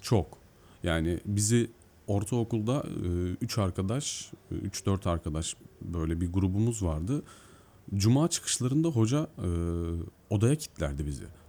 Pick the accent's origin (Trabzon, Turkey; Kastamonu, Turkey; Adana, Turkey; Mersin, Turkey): Mersin, Turkey; also born or lived in Eskişehir; now in Istanbul, Turkey; Ben normalde Mersin'de doğdum büyüdüm.